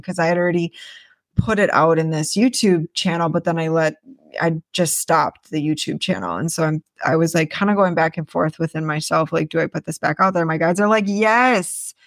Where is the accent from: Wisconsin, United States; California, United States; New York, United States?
Wisconsin, United States; moved away; I grew up in Wisconsin